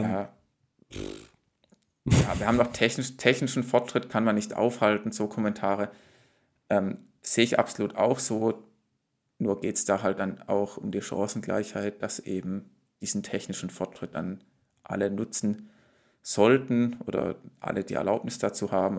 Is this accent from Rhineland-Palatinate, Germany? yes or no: no; Frankfurt am Main, Hesse, Germany; hier als Frankfurter